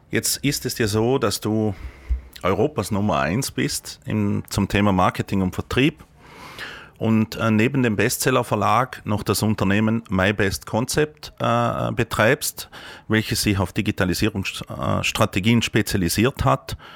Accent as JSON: {"language": "German", "region": "Vorarlberg", "country": "Austria", "said": "Jetzt kommen wir ja in Vorarlberg aus dem Ländle."}